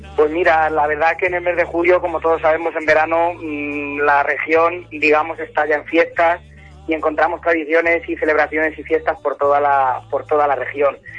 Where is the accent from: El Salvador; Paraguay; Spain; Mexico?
Spain; Torrijos, Castilla-La Mancha; este pueblo alicantino está hermanado con mi pueblo, con Torrijos